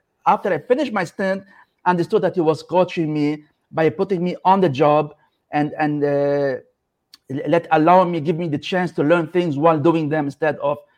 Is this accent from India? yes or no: no; Lebanon; moved away as an adult; I come from Lebanon, so I was raised in a country that was affected by civil war